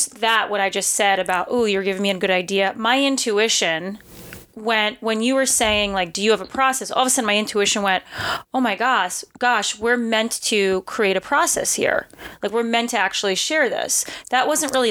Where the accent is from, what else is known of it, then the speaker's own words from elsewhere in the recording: New York City, New York, United States; moved away as an adult; now in Austin, United States; I'm from New York City originally